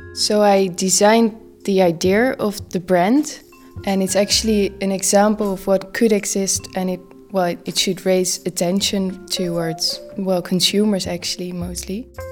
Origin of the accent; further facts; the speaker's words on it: Netherlands; I'm from the Netherlands